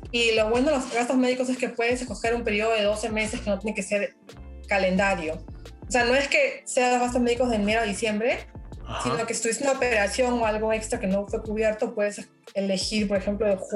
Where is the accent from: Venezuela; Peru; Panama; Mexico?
Peru; now in Canada; Pero lo bueno, por ejemplo, yo soy de Perú, ¿no?